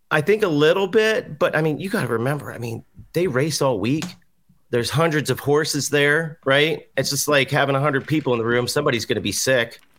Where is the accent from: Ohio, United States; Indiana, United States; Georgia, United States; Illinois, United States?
Ohio, United States; Cincinnati; also born or lived in Louisville; growing up in Cincinnati